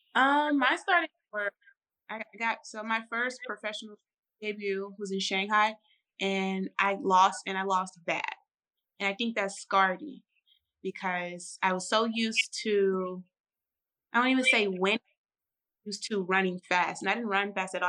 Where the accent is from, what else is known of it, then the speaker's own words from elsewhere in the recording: St. Louis, Missouri, United States; moved away; I'm initially from St. Louis, Missouri, St. Louis, Missouri